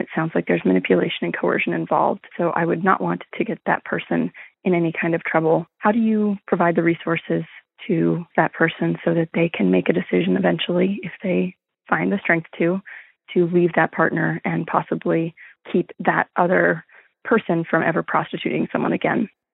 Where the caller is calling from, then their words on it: Austin, Texas, United States; I'm calling from Austin, Texas